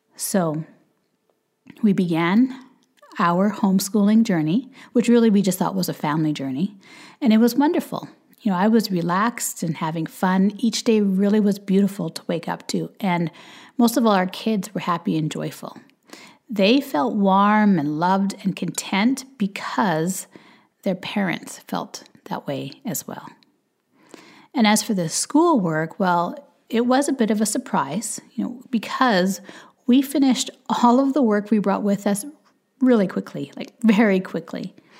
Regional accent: Canada; also born or lived in Jamaica; we live in Canada, we're Canadian

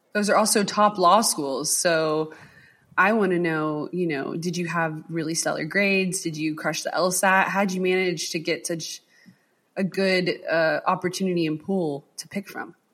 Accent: the South, United States; I'm a southerner

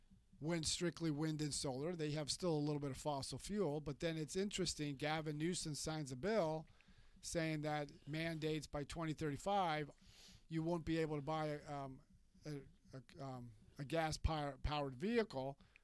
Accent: California, United States; moved away; I'm from California.

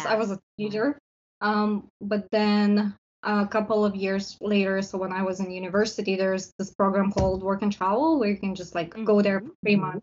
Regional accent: Lithuania; moved away as an adult; also born or lived in Vancouver, Canada; now in Coquitlam, Canada; I'm originally from Lithuania.

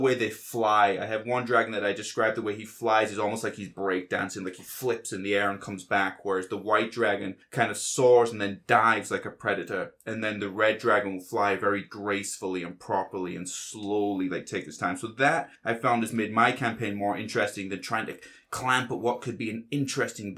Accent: Yorkshire and the Humber, United Kingdom; accent: Yorkshire; my Yorkshire accent

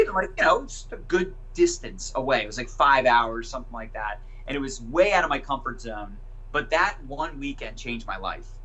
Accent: Annapolis, Maryland, United States; also born or lived in Howard County, Maryland / Denver; I grew up in Annapolis, Maryland, and still live in Maryland now

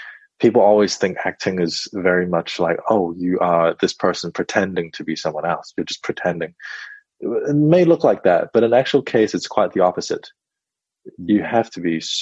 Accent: Auckland, New Zealand; also born or lived in China / Perth, Australia / Sydney, Australia; at the age of 8, I arrived in New Zealand. And I've been raised in Auckland ever since.

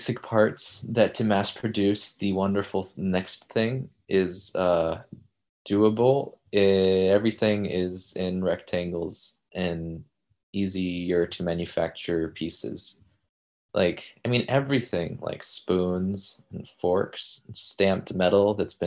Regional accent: Decatur, Georgia, United States; moved away; which is really close to my hometown, from Decatur, Georgia, which is just like in the suburbs of Atlanta

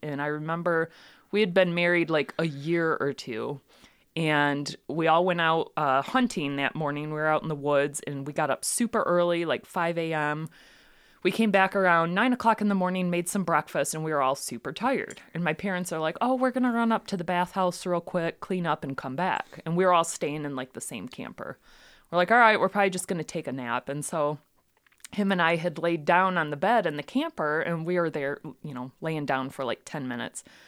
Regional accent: Ortonville, Michigan, United States; I grew up in Ortonville

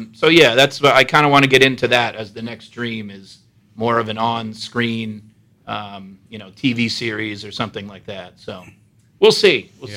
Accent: Allentown, Pennsylvania, United States; moved away as an adult; also born or lived in Los Angeles / Stamford, Connecticut; now in New York, United States; I'm from Allentown, PA, too, which is not a long drive. Okay. But, yeah, I'm from Allentown. I went to DeSales also, which isn't too far.

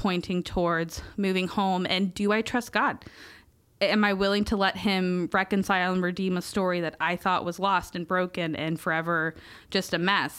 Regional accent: Merritt Island, Florida, United States; moved away as an adult; Meriden Island's my hometown, um, and it was a really hard story, and I left at eighteen

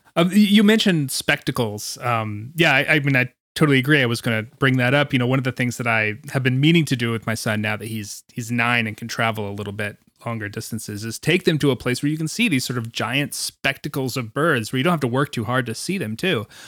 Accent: Greensboro, North Carolina, United States; my hometown of Greensboro

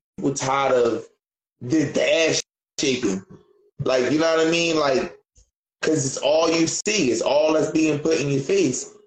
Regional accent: Philadelphia, Pennsylvania, United States; I'm from Philly

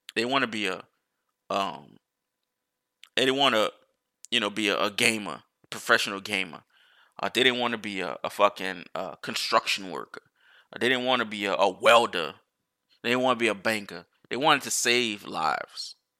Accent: United States

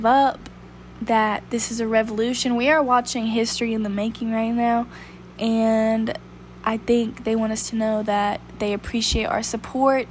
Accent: Huntsville, Alabama, United States; also born or lived in Birmingham, Alabama; I was born and raised in Huntsville, Alabama

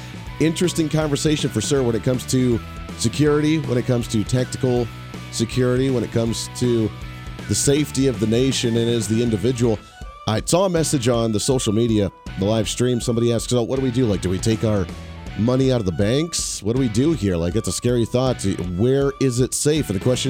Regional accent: Chicago, Illinois, United States; I am from Chicago, but I'm going to support California.

